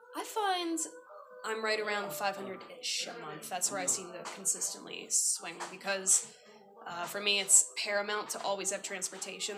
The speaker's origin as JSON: {"language": "English", "town": "Baltimore", "region": "Maryland", "country": "United States", "moved": "as an adult", "lives_now": "Sri Lanka", "said": "home in Baltimore, Maryland"}